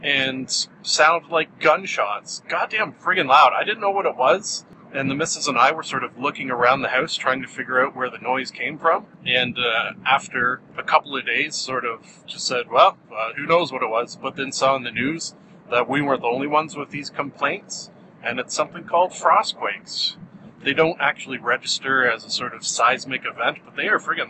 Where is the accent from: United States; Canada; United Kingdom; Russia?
Canada; I'm Canadian